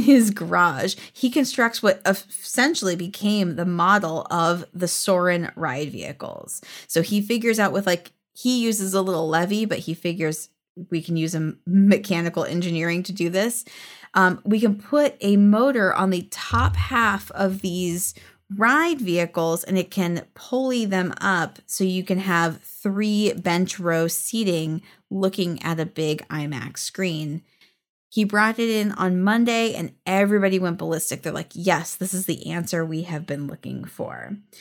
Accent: California, United States; We're from California.

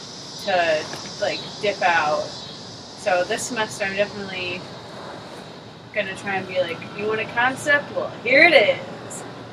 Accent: Woodstock, Illinois, United States; In Woodstock, Illinois.

